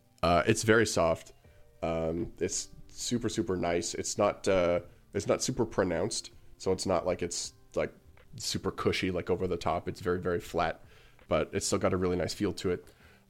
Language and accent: English; Canada; enough to send us a mat to Canada, and the owner of Grimoire also was nice enough to cover the import fees as a Canadian.